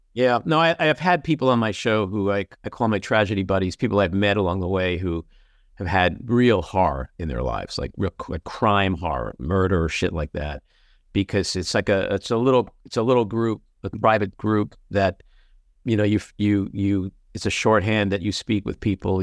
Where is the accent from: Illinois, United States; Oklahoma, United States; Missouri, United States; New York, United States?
New York, United States; New York City; I'm a kid from Queens